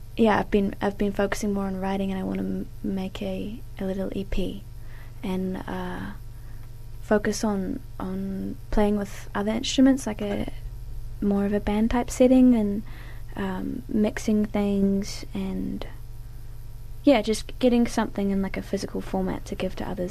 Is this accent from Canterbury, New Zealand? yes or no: no; Wanaka, Otago, New Zealand; moved away as an adult; now in Dunedin, New Zealand; I grew up in Wanaka, like a beautiful place